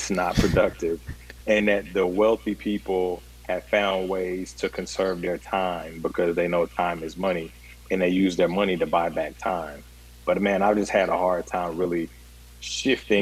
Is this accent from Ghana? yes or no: yes; Ghana; now in Nashville, United States; my journey through the world being Ghanaian